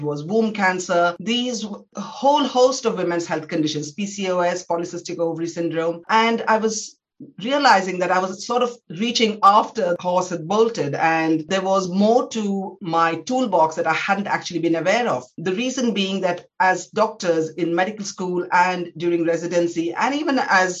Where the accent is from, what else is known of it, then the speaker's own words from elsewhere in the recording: India; moved away as an adult; now in United Kingdom; I was born in India. I trained in some of the top medical institutions in India